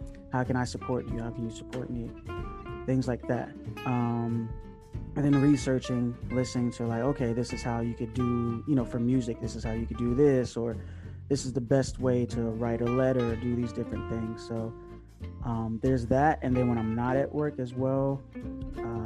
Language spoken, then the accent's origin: English; Newport News, Virginia, United States; my hometown and base is in Newport News